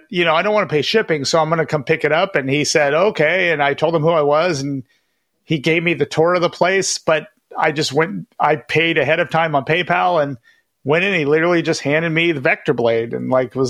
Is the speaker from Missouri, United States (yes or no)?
no; Sacramento, California, United States; also born or lived in Elk Grove; my hometown, like of Sacramento or Elk Grove